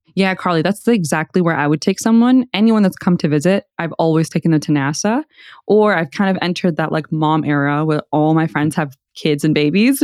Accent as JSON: {"language": "English", "town": "Houston", "region": "Texas", "country": "United States", "tie": "born or raised there", "said": "I grew up on Harwin"}